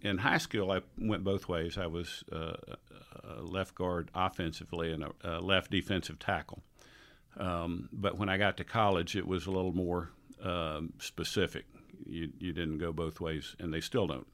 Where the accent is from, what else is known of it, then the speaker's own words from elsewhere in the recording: Tampa, Florida, United States; moved away as an adult; also born or lived in New Orleans / Atlanta; I was raised in Tampa, Florida